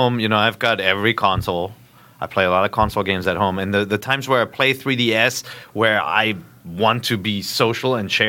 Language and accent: English; Cologne, North Rhine-Westphalia, Germany; now in California, United States; Oh, I'm German, man. So I drink a lot of different beers from Germany. I'm actually really happy with a lot of the microbrews here in California. And I was born in Cologne.